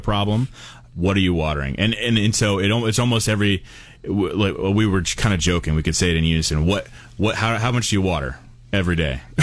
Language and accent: English; Portland, Oregon, United States; moved away; I grew up in Portland